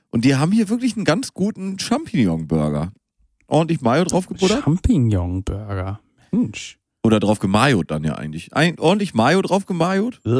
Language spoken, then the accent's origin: German; Hamburg, Germany; Nee, nee, ich bin ja aus Hamburg.